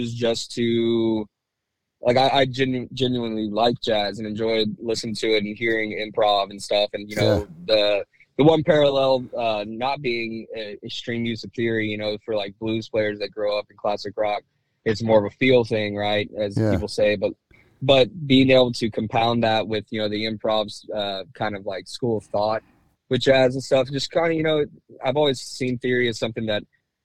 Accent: Houston, Texas, United States; also born or lived in Louisiana; when I was growing up in Houston

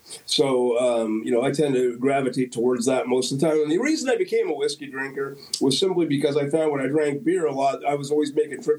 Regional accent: Guelph, Ontario, Canada; I'd drink a Sleeman because that's my hometown.

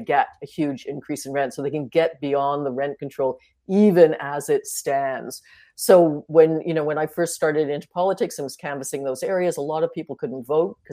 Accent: Toronto, Ontario, Canada; the house I grew up in on Bedford Road, my parents ran as a rooming house back then, is now three luxury condos

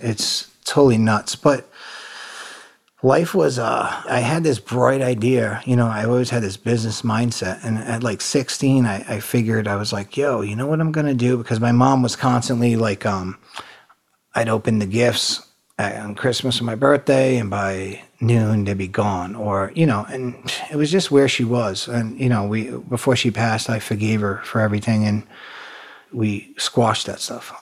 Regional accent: Providence, Rhode Island, United States; moved away; also born or lived in North Carolina; I grew up in Providence, Rhode Island up there, a real small state

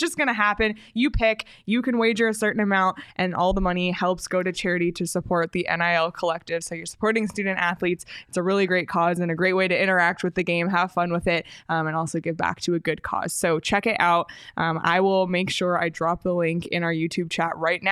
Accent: Canada; as a Canadian

